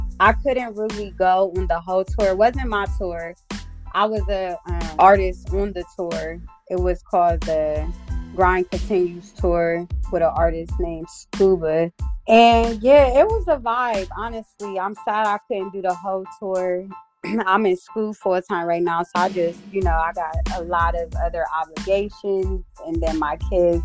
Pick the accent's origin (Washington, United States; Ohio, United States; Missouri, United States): Ohio, United States; Columbus; also born or lived in Zanesville, Ohio; I am from Columbus, Ohio. Born and raised. I did live in Zanesville, Ohio, which is like not too far from Columbus. I lived there for about 8 years, but I'm from Columbus